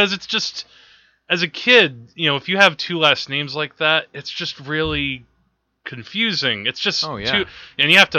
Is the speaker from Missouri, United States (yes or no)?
no; Teaneck, New Jersey, United States; I've grown up in New Jersey my whole life, mm-hmm. for most of my life in Teaneck, New